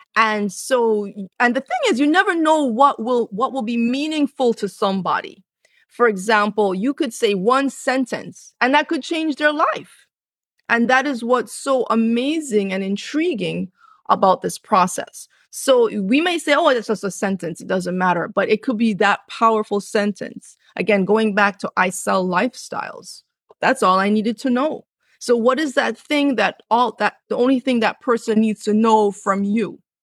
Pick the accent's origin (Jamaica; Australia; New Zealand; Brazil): Jamaica; also born or lived in Cambridge, England; I was born in England, born in Cambridge, England, grew up in the, on the island of Jamaica. Both of my parents are from Jamaica. So, I lived in the country and I lived on a farm